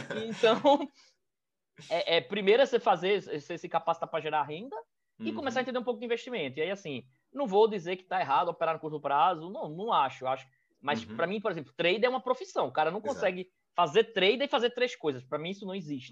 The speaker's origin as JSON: {"language": "Portuguese", "town": "Recife", "region": "Pernambuco", "country": "Brazil", "tie": "born or raised there", "also_born_or_lived": "São Paulo", "said": "Eu sou aqui de Recife. É, na verdade, eu sou de São Paulo, mas eu vim para cá muito cedo, então eu já digo que sou de Recife mesmo"}